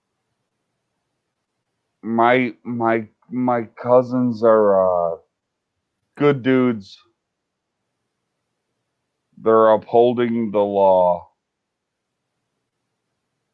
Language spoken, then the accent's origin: English; Chicago, Illinois, United States; I'm an old school fucking rapper from Chicago